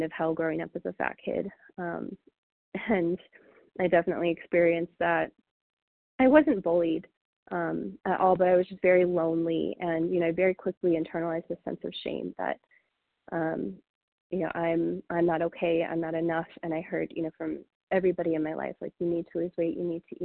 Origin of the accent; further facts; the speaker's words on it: Mount Laurel, New Jersey, United States; also born or lived in Denver, Colorado; I was born in Denver, and a couple years later, I'm the oldest of three, and my family moved us to New Jersey, Mount Laurel, New Jersey, when I was about 2 years old.